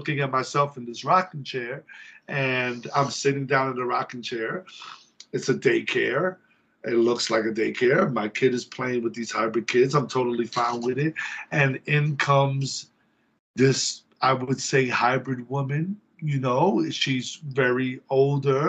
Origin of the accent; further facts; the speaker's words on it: New York City, New York, United States; moved away; also born or lived in Oviedo, Florida; I'm from the Bronx.